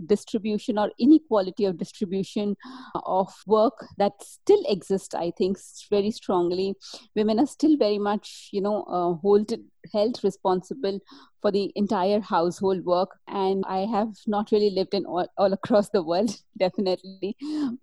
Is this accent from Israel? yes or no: no; India; As I was growing up in India 20, 30 years back